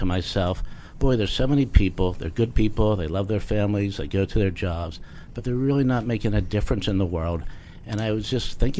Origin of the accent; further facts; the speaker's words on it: Pittsburgh, Pennsylvania, United States; my hometown of Pittsburgh